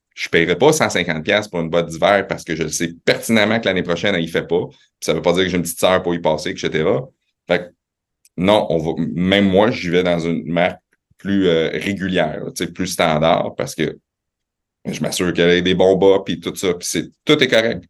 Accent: Quebec City, Quebec, Canada; born or raised there; also born or lived in Laval / Montreal

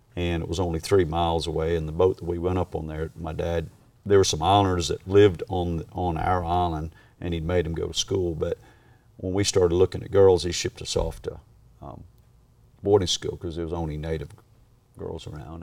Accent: Australia; moved away; also born or lived in Kissimmee, Florida, United States; I was raised in Australia

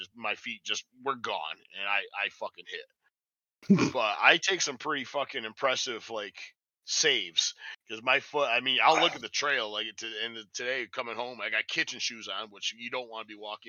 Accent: Limerick, New York, United States; now in Phoenix, United States; I grew up in Limerick.

